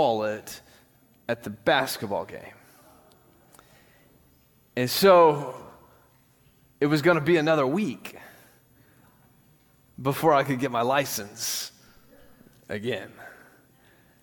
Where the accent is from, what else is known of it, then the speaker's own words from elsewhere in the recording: West Tennessee, United States; I grew up in West Tennessee, and it was a small town